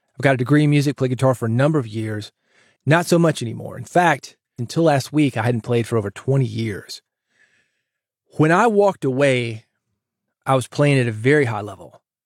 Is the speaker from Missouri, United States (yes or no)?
no; Nashville, Tennessee, United States; I grew up in Nashville, guitar town